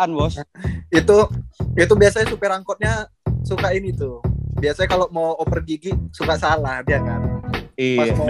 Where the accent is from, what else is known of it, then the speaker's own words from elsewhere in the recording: Medan, North Sumatra, Indonesia; karena kita juga sebenarnya besar di Medan